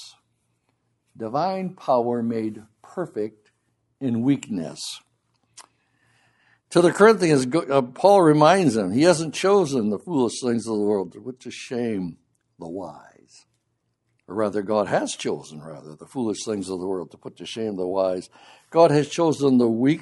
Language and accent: English; Grand Haven, Michigan, United States; When I was growing up in Grand Haven, Michigan, we had a couple of brothers in our assembly who were Gideons